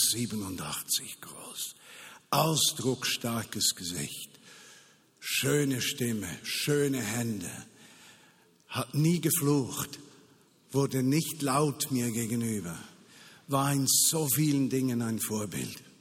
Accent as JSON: {"language": "German", "country": "Switzerland", "said": "Und wie können wir als Schweizer in einer solchen Situation sagen, am besten schließen wir die Grenzen, das ist nicht unser Problem."}